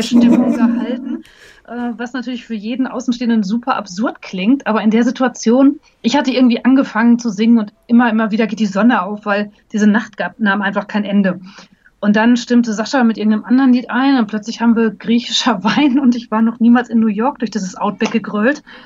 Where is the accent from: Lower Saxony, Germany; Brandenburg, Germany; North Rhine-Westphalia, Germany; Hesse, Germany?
North Rhine-Westphalia, Germany; Hagen; also born or lived in Berlin; now in Munich, Germany; in meiner Geburtsstadt Hagen